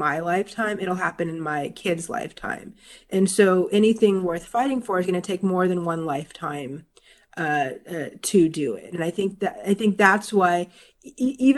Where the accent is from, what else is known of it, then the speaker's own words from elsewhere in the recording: Florida, United States; I grew up in Florida